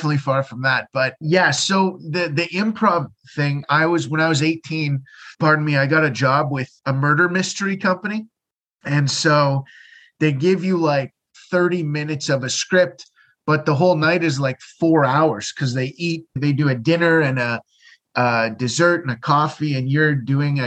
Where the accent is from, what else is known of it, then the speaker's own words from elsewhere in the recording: London, Ontario, Canada; moved away as an adult; now in Halifax, Canada; London, Ontario, Canada